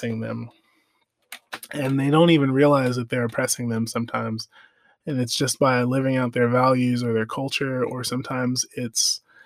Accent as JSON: {"language": "English", "country": "United States", "said": "I'm African American"}